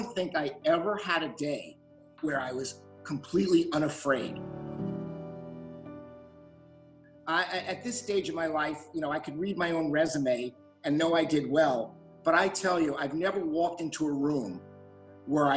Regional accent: New York City, New York, United States; also born or lived in Bronx; I was born in the Bronx, and my family, in search of a better life, moved to the East New York section of Brooklyn. By the way, a better life they didn't necessarily find. But I did grow up in Brooklyn in the housing projects

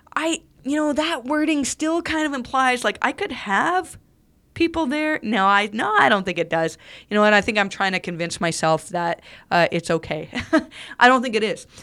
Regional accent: Canada; I'm Canadian

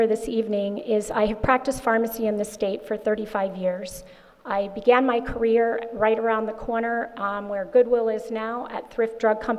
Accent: Bishopville, Maryland, United States; moved away as an adult; also born or lived in Ohio; now in Sussex County, United States; I am not a native of Sussex County, but I am from Bishopville, Maryland.

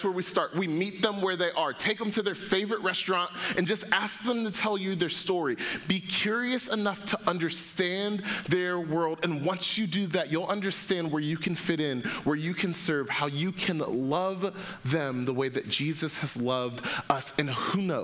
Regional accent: Atlanta, Georgia, United States; I grew up in Atlanta, Georgia

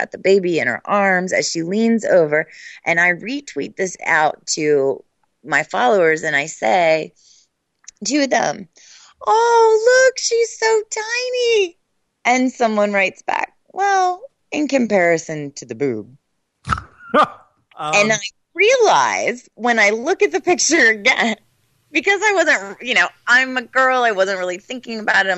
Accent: United States; as an American

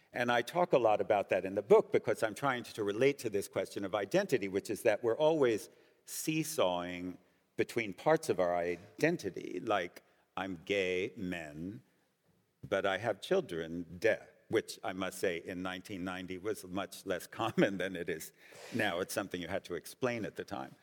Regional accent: United States; I'm also Jewish and I'm also American

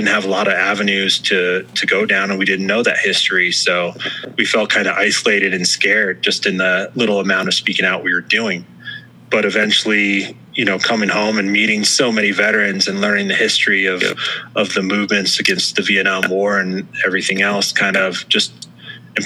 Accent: United States

